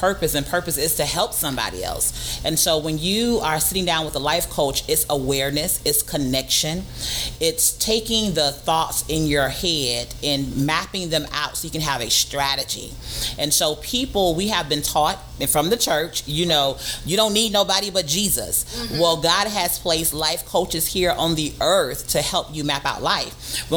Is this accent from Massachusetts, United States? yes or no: no; Miami, Florida, United States; I am originally from Miami, Florida, born and raised in Dade County